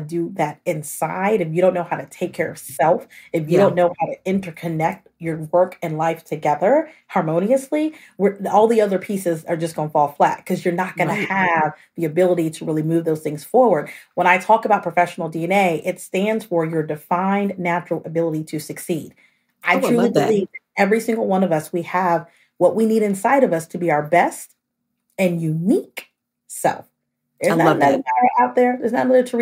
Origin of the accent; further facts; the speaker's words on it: Austin, Texas, United States; I'm originally from Austin, Texas